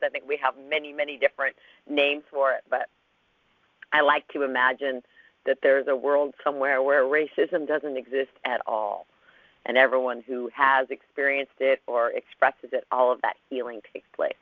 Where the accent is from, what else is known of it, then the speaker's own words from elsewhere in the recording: Los Angeles, California, United States; I came from Los Angeles